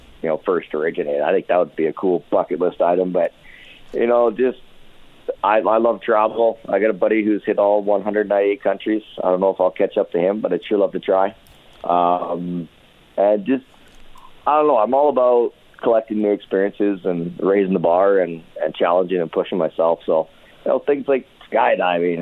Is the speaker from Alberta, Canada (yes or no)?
yes; Nanton, Alberta, Canada; I grew up in Southern Alberta